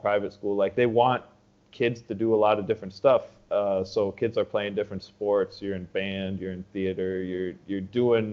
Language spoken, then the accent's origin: English; Superior, Wisconsin, United States; moved away as an adult; I grew up in Wisconsin. So right across the way